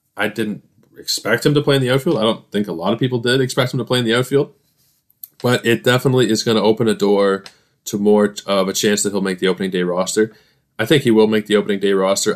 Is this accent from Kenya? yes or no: no; Canada; I am Canadian content